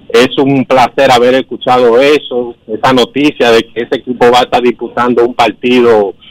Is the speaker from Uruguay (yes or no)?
no; Dominican Republic; Eh, creo que nosotros como dominicanos también debemos de darle un poco más de seguimiento y, y apoyar a esos equipos